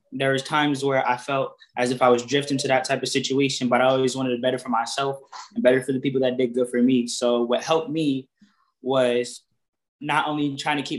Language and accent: English; Waterbury, Connecticut, United States; I grew up in Waterbury, Connecticut.